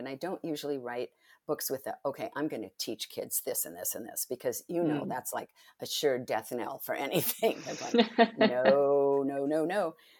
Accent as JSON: {"language": "English", "country": "Spain", "tie": "born or raised there", "also_born_or_lived": "Italy", "lives_now": "United States", "said": "because I grew up in Spain and Italy."}